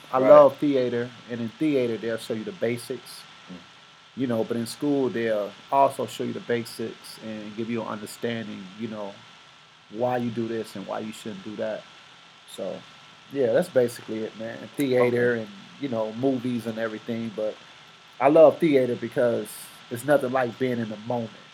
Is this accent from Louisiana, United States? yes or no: no; Aurora, Illinois, United States; I'm from Aurora. Been here for, seems like forever